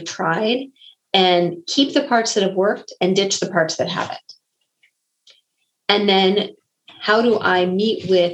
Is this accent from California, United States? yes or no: yes; Bay Area, California, United States; moved away as an adult; also born or lived in Missouri; I come from the Bay Area. I had moved out to Missouri.